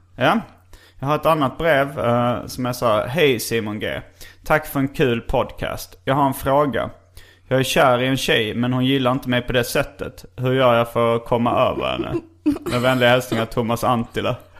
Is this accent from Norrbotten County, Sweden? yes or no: no; Stockholm, Stockholm County, Sweden; när jag var liten faktiskt här i Stockholm